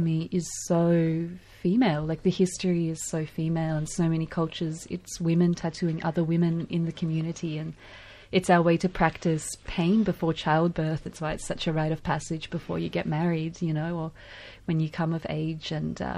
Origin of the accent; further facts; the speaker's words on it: Ukraine; also born or lived in Sarajevo, Bosnia and Herzegovina; now in Melbourne, Australia; growing up in Ukraine, it was always a huge day when I was a kid